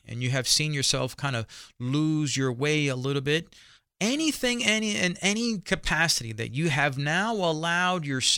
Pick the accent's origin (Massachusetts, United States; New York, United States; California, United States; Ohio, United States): New York, United States; New York City; him and I grew up also in the Bronx, New York